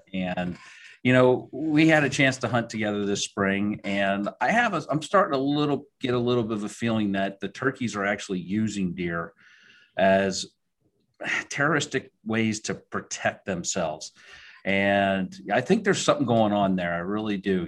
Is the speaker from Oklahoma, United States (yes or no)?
no; Pottstown, Pennsylvania, United States; moved away as an adult; also born or lived in Southeastern United States / Maryland; I grew up in Pennsylvania, down in southeastern Pennsylvania, near Pottstown, Pennsylvania